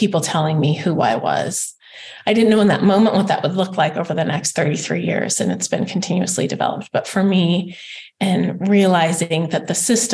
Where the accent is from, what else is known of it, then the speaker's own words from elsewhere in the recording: Spokane, Washington, United States; had come from a really good running high school in Spokane, Washington